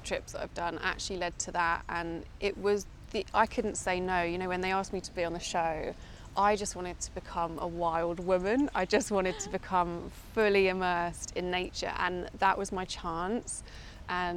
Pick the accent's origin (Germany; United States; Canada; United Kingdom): United Kingdom; Essex, East of England; moved away as an adult; now in London, United Kingdom; I was born in London, but my parents actually moved to Essex in the countryside when I was about three. And my whole childhood was spent outside